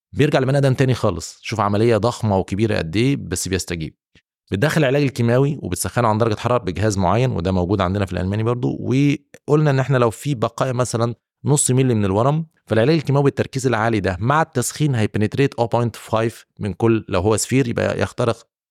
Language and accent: Arabic; Egypt; moved away as an adult; now in Saudi Arabia; عندنا في مصر وفي السعوديه هنا